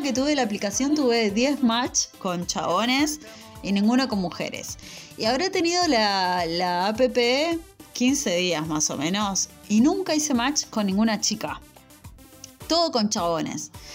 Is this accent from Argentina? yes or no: yes; Lanús, Buenos Aires Province, Argentina; nací criada en la Lanús